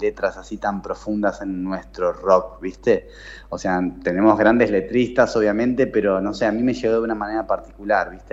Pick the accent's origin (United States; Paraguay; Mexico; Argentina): Argentina; Buenos Aires; Soy porteño, sí, nací en Capital y viví por, ahora al menos eh, toda mi vida en Capital